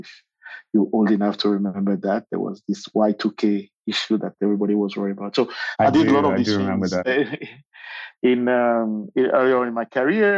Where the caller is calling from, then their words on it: Johannesburg, Gauteng, South Africa; I'm calling in from Johannesburg, South Africa.